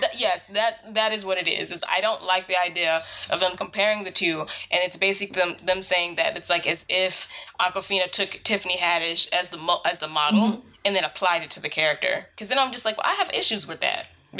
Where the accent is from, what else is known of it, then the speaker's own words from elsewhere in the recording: United States; someone who's been born and raised in America